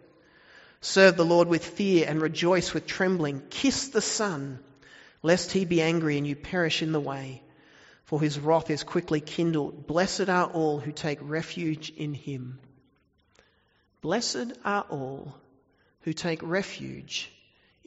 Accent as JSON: {"language": "English", "country": "Australia", "said": "The danger of being Australian, is it's easy to think we don't need God"}